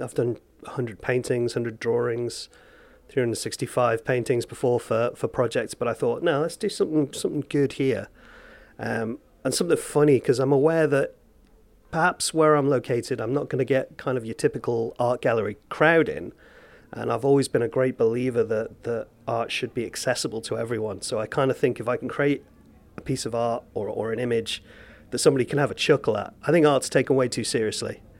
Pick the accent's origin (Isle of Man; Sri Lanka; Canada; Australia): Isle of Man; Castletown; Like I grew up in Castletown. I'm from here originally